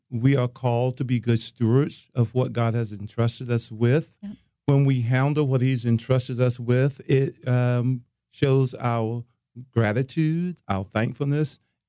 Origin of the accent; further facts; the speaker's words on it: South Carolina, United States; I grew up in a small town in South Carolina. I'm the youngest of 7 children